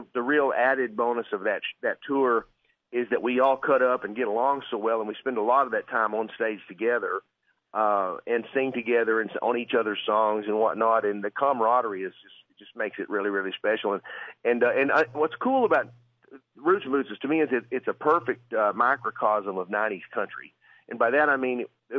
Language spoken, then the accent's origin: English; Arkansas, United States; I'm from Arkansas